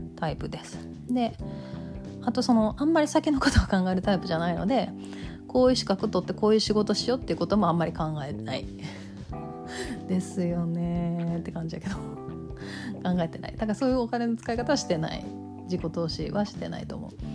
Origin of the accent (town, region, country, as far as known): Kansai, Japan; accent: Kansai dialect